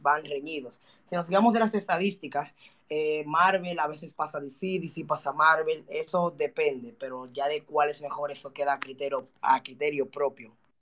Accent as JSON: {"language": "Spanish", "country": "Dominican Republic", "said": "Quiero llevar a mi país a lo más alto a través del mundo de los juegos."}